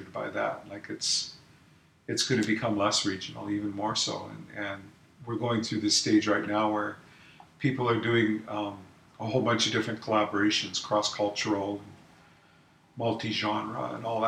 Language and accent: English; Alberta, Canada; also born or lived in Manitoba / British Columbia; now in Vancouver Island, Canada; growing up in Alberta, in Canada